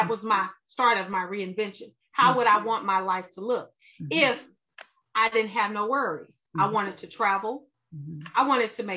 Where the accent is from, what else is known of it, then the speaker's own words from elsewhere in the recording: Arkansas, United States; also born or lived in Texas; now in Georgia, United States; I'm from Arkansas. I live in Texas.